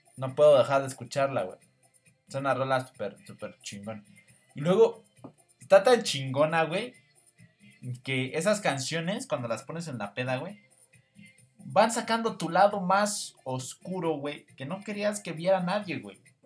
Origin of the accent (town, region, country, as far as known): Mexico